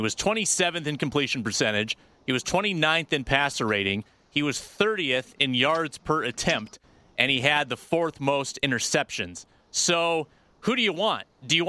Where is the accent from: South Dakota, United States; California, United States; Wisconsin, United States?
South Dakota, United States; in my home state.